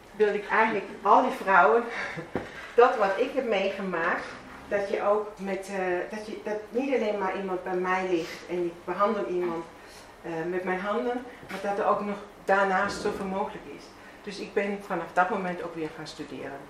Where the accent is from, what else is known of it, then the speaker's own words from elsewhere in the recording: Bavaria, Germany; Dutch is a second language; moved away as an adult; also born or lived in Veendam, Netherlands; now in Netherlands; Ik kom zelf uit Zuid-Duitsland